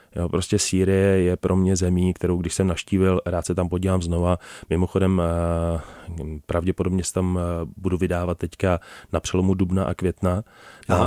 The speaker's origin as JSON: {"language": "Czech", "country": "Czechia", "tie": "born or raised there", "said": "jsme se narodili v České republice"}